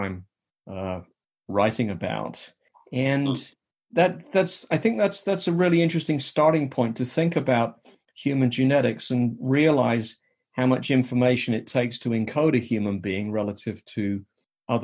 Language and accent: English; England, United Kingdom; now in United States; I had a somewhat unusual upbringing as a child growing up in England